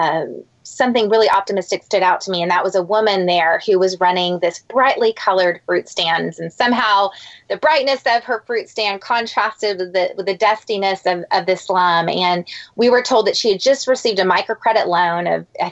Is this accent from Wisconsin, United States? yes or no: no; San Antonio, Texas, United States; I grew up in San Antonio